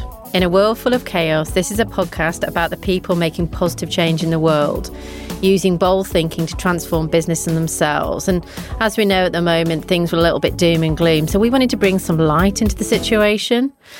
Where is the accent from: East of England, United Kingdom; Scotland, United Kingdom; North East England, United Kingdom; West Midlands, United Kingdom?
West Midlands, United Kingdom; Hadley; born or raised there; moved away as an adult; also born or lived in London